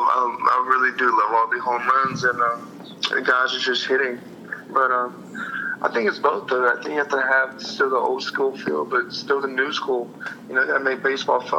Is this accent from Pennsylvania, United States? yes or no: no; Texas, United States; growing up in Texas